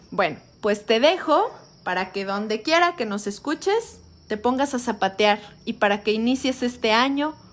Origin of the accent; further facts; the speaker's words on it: Tepetzintla, Veracruz, Mexico; les mando un abrazo muy cariñoso desde mi tierra, desde la Huasteca, desde Tepetzintla, Veracruz.